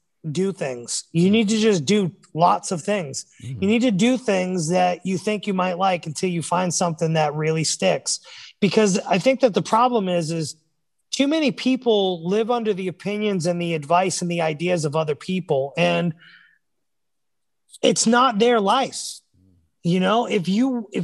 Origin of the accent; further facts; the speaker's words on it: New England, United States; Growing up in New England